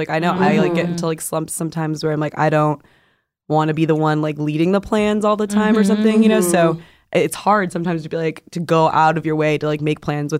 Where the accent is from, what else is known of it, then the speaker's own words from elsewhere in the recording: Arizona, United States; moved away as an adult; now in California, United States; I'm from Arizona, so mm-hmm. we moved, a lot of people moved from Arizona to California.